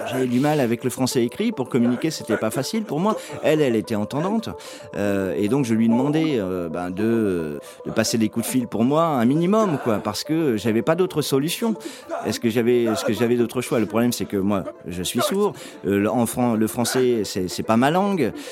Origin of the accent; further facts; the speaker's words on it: Iraq; Moi, je viens d'Irak, hein. je suis d'origine irakienne. Euh, toute ma famille euh, vit en Irak.